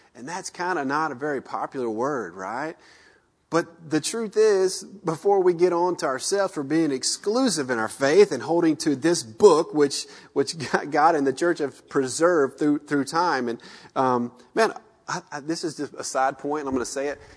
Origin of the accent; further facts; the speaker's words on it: the South, United States; moved away as an adult; we grew up in the South